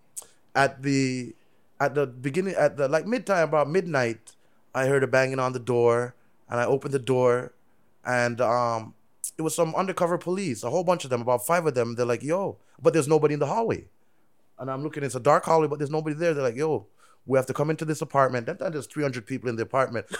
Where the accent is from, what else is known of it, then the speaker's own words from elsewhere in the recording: Canada; also born or lived in Jamaica; I'm Canadian, like, I'm born Jamaican